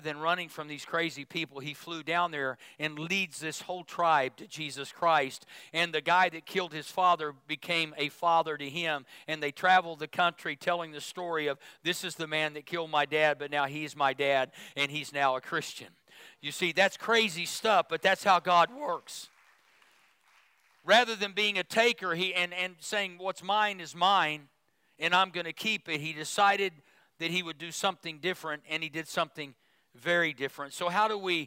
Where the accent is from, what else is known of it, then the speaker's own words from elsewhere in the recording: Midwest, United States; moved away; I grew up in the Midwest